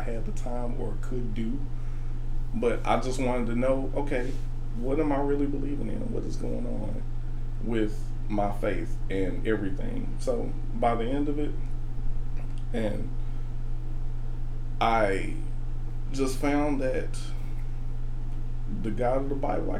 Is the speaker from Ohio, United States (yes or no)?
no; Birmingham, Alabama, United States; moved away as an adult; now in Nashville, United States; I'm from Birmingham